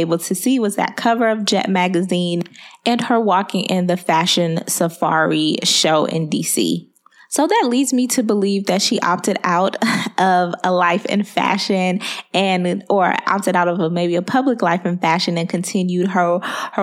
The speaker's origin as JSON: {"language": "English", "country": "Liberia", "said": "Liberia, especially because that is my home country"}